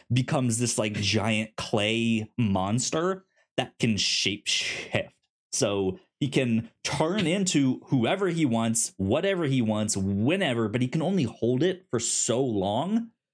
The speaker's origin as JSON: {"language": "English", "region": "Northern Virginia", "country": "United States", "tie": "born or raised there", "said": "I grew up in Northern Virginia"}